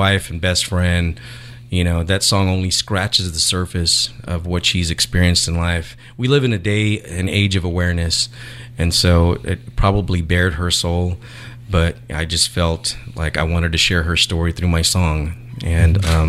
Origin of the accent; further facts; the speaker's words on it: California, United States; also born or lived in Houston / Texas; So my background, let's see, I was born in Houston and was raised in California. My dad was in the military, so I was kind of a military brat. Moved around a lot.